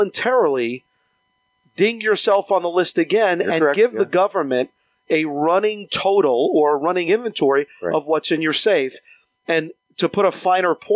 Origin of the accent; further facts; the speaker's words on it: United States; as an American